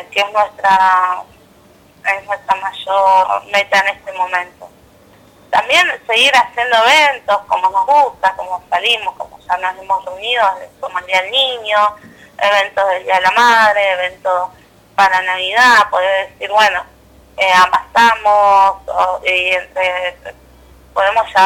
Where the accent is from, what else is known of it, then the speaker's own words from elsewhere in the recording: El Calafate, Santa Cruz, Argentina; somos de Calafate.